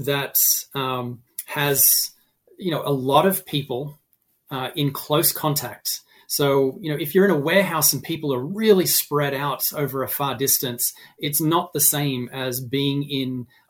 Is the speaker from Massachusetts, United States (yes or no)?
yes; Massachusetts, United States; is my home state in Massachusetts.